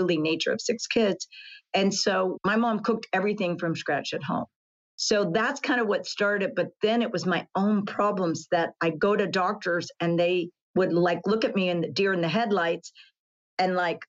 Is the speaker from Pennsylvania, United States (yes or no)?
no; Texas, United States; grew up in Texas